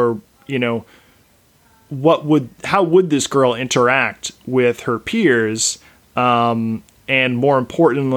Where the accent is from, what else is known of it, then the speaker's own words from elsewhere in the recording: East Coast, United States; moved away as an adult; now in West Coast, United States; I live on the West Coast, but I was raised on the East Coast.